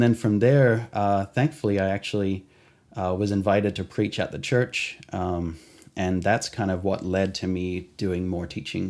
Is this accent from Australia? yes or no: yes; Australia; also born or lived in England; I grew up in Australia and went to Calvary's there, but eventually I ended up in Calvary Chapel, York, at the Bible College there in England.